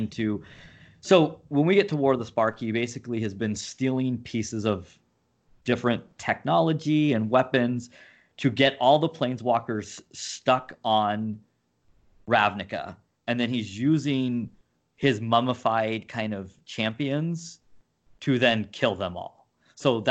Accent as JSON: {"language": "English", "region": "Southern California", "country": "United States", "moved": "yes", "lives_now": "Minneapolis, United States", "said": "I'm from Southern California originally"}